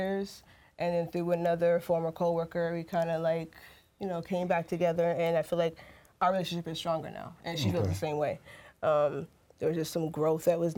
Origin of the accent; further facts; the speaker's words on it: Alaska, United States; moved away; I grew up in Alaska